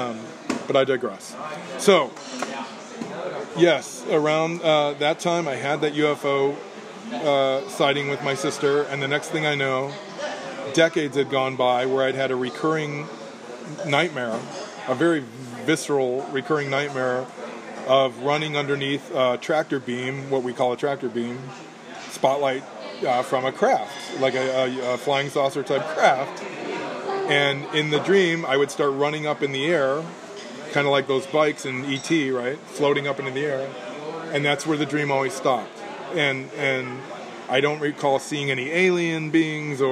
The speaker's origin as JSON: {"language": "English", "town": "Downers Grove", "region": "Illinois", "country": "United States", "tie": "born or raised there", "said": "When I was growing up in Downers Grove, Illinois, a suburb of Chicago"}